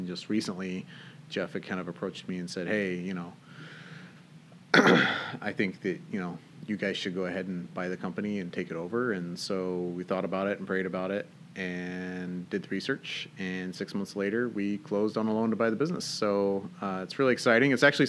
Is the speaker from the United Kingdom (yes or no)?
yes; Northern Ireland, United Kingdom; moved away as an adult; now in United States; Yeah, so I'm actually not from Washington State. I grew up in Northern Ireland, actually. My dad was born and raised there. I was born here in the States, and when I was about a year old, my parents moved back.